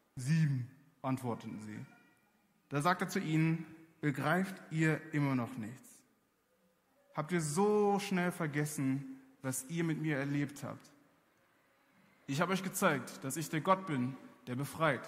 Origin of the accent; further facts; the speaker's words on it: Germany; ich bin in Deutschland aufgewachsen